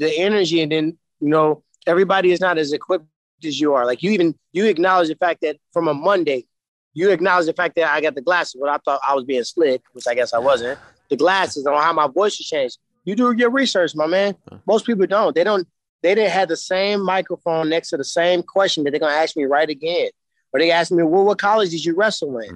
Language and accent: English; St. Louis, Missouri, United States; I'm from St. Louis